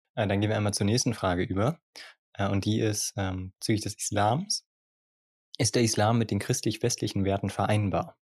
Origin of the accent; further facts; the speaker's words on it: Germany; bei uns in Deutschland